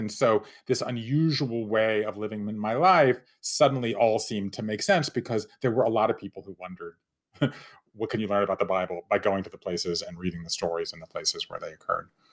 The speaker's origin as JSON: {"language": "English", "town": "Savannah", "region": "Georgia", "country": "United States", "tie": "born or raised there", "moved": "as an adult", "said": "I grew up in Savannah, Georgia at a time when there was still open and accepted discrimination"}